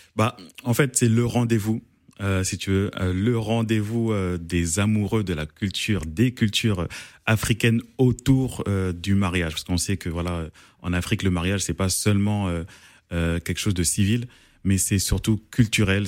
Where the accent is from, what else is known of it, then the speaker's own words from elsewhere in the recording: Paris, Île-de-France, France; je suis congolais d'origine congolaise, mais né à Paris